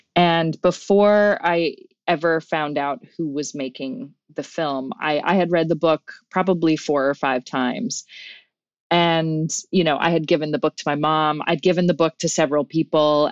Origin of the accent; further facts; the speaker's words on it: Newfoundland and Labrador, Canada; accent: Newfoundland; now in Vancouver, Canada; my identity as a Newfoundlander